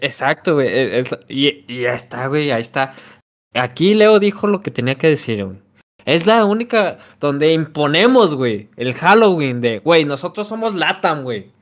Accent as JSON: {"language": "Spanish", "country": "Mexico", "said": "como mexicanos"}